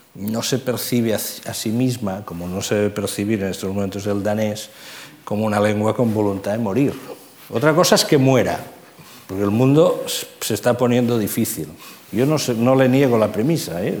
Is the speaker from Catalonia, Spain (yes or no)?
yes; Catalonia, Spain; accent: Catalan; first language Catalan; Spanish is a second language; por mi acento, ¿no? yo soy catalán, hijo de familia catalana